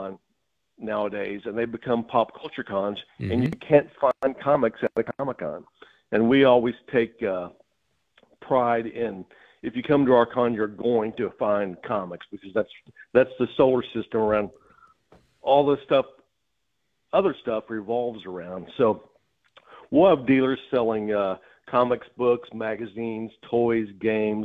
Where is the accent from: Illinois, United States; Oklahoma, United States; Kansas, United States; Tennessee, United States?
Oklahoma, United States; Pryor; I was born in Pryor